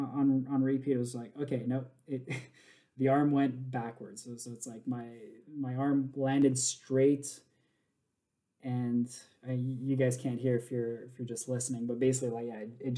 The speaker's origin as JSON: {"language": "English", "town": "Montreal", "region": "Quebec", "country": "Canada", "tie": "born or raised there", "said": "born and raised in Montreal"}